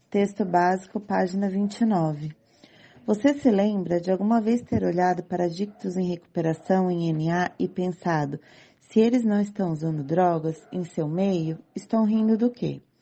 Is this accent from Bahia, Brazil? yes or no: no; São Paulo, Brazil; Eu sou aqui de São Paulo